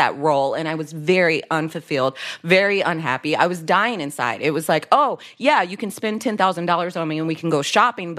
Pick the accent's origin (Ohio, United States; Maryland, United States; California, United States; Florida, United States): Ohio, United States; Dayton; I grew up in Dayton, Ohio, Midwest family